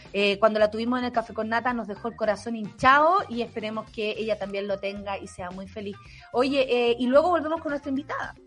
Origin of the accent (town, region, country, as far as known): Chile